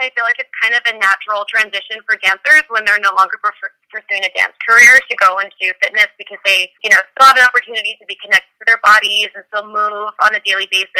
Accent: Danville, California, United States; now in Los Angeles, United States; but I grew up in the Bay Area in a small town called Danville, California. I moved to LA about 10 years ago to attend UCLA.

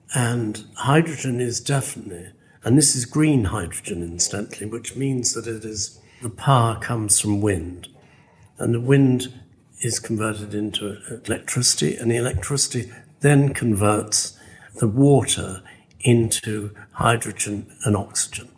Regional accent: West Midlands, United Kingdom; I'm English. I'm from this neck of the woods, which is the Midlands.

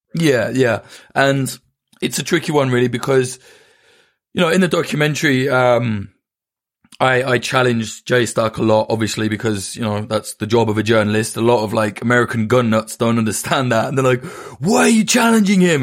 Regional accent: United Kingdom; it's easy for me to say as a Brit

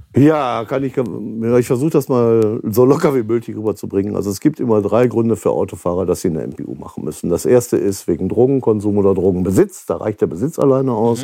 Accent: Kleve district, North Rhine-Westphalia, Germany; Kreis Kleve zum Beispiel, wo ich herkomme

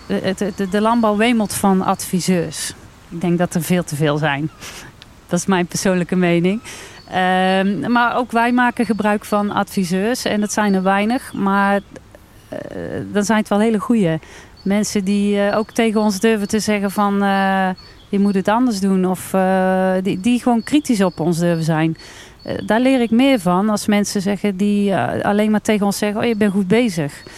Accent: Wijk en Aalburg, North Brabant, Netherlands; Ik kom uit Wijk en Aalburg, gemeente Altena.

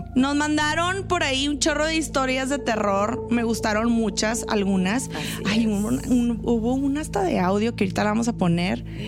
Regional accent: northern Mexico, Mexico; Somos entes norteños

